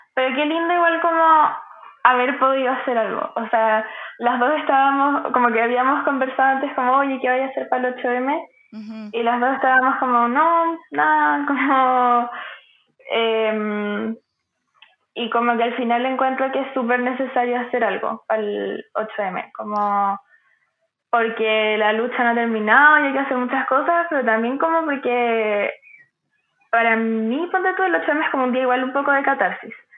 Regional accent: Santiago, Santiago Metropolitan Region, Chile; me sentí muy como típica santiaguina

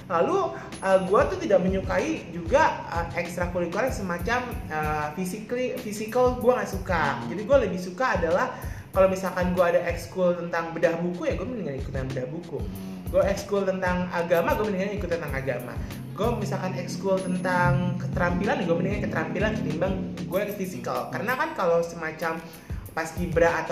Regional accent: Bekasi, West Java, Indonesia; also born or lived in Jakarta; gue tuh lahir di Jakarta bokap nyokap gue memang perantau tapi gue lahir di Jakarta gue besar di Bekasi gitu kan ya which is uh, Bekasi adalah kota satelit dari Jakarta

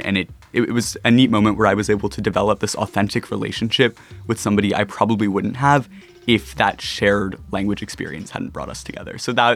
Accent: United States; being an American high school student growing up in that culture

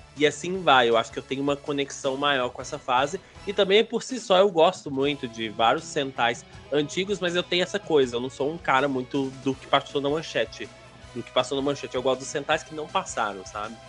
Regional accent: Belo Horizonte, Minas Gerais, Brazil; also born or lived in Igarapé; eu sou natural de Belo Horizonte

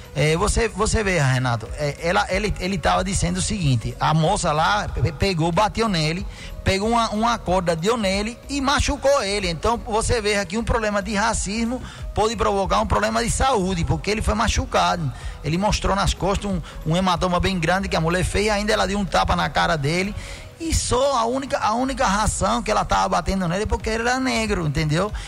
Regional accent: Cuba; Portuguese is a second language; now in Brazil; eu me sinto muito orgulhoso de ter nascido em Cuba, de ter sido criado lá

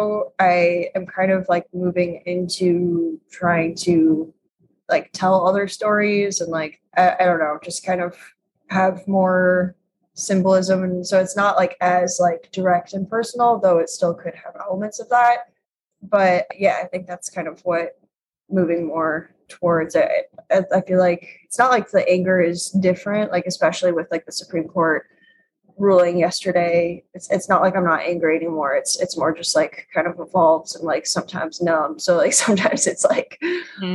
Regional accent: Chicago, Illinois, United States; now in Brooklyn, United States; I grew up in Chicago

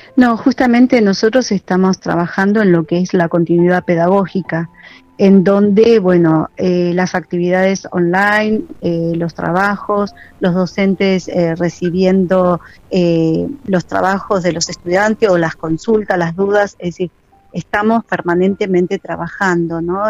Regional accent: Argentina; Nosotros como argentinos tenemos esta costumbre

